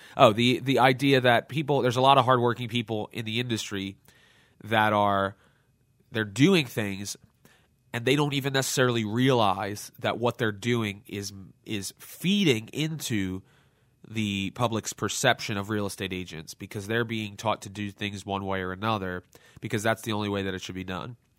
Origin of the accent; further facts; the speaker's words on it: Lansdale, Pennsylvania, United States; my hometown Lansdale